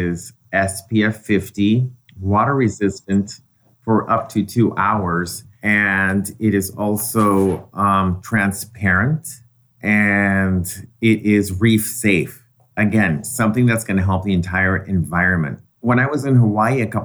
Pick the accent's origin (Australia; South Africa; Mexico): Mexico; now in United States; in Mexico, I grew up in an environment where everything was organic and natural. And then when I moved to the States